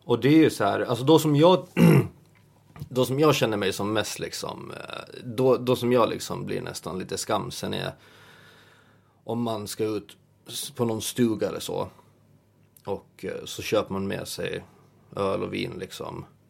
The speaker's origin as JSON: {"language": "Swedish", "country": "Åland Islands", "moved": "as an adult", "lives_now": "Stockholm, Sweden", "said": "hemma på Åland"}